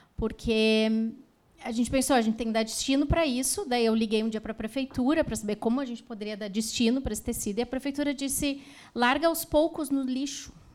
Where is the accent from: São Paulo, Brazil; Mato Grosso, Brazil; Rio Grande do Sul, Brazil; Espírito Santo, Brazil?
Rio Grande do Sul, Brazil; Novo Hamburgo; Somos de Novo Hamburgo